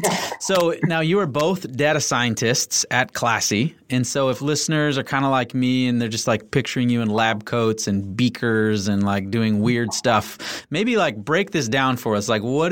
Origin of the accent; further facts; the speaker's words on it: Canada; One of the best parts about being Canadian is you get to celebrate Boxing Day.